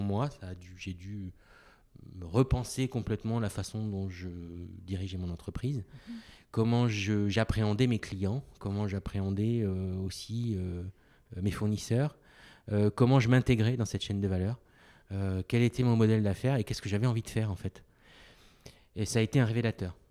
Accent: Côte d’Ivoire; moved away as an adult; Je suis né en Côte d'Ivoire

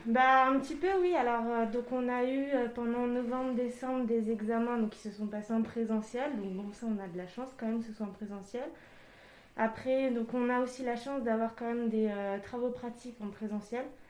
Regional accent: Île-de-France, France; moved away as an adult; À la base, je suis d'Île-de-France

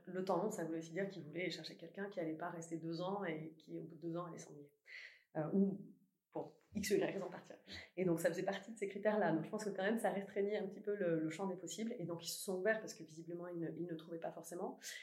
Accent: Toulouse, Occitania, France; moved away as an adult; now in Paris, France; J'ai grandi à Toulouse.

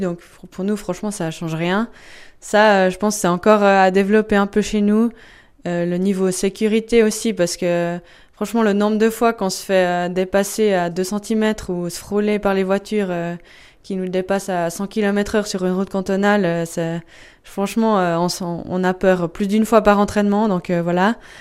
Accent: Echallens, Vaud, Switzerland; on se trouve chez moi à Échalon, dans ma maison, dans mon jardin.

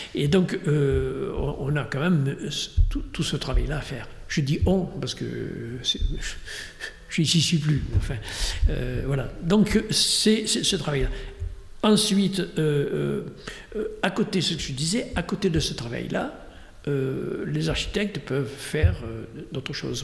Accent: Dordogne, Nouvelle-Aquitaine, France; j'étais de Dordogne.

